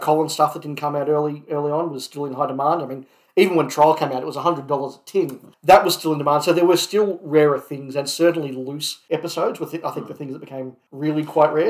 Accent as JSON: {"language": "English", "country": "Australia", "tie": "born or raised there", "said": "growing up in Australia"}